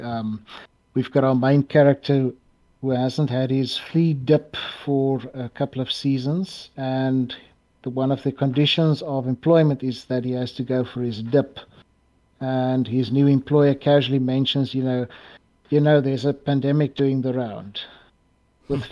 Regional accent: South Africa; i think of myself as the best known south african

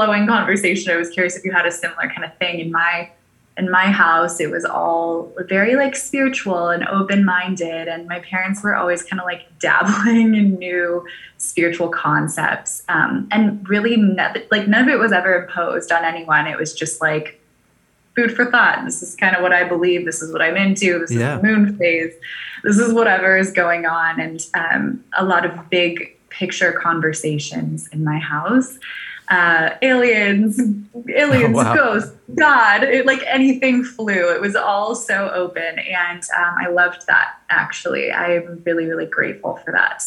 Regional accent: California, United States; also born or lived in Maui, Hawaii; now in Puerto Rico; I was actually raised primarily in California

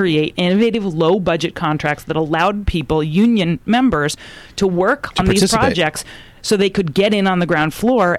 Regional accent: Freehold, New Jersey, United States; I'm Jersey.

